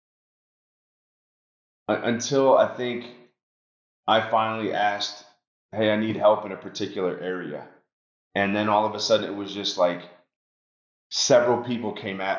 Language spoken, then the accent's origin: English; New York City, New York, United States; moved away; also born or lived in Long Island, New York; when I was a kid growing up in New York, I was actually my parents moved us from Washington Heights, New York City to Long Island